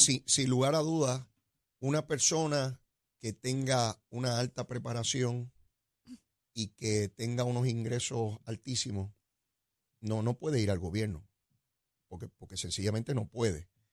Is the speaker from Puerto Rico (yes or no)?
yes; Puerto Rico; somos los puertorriqueños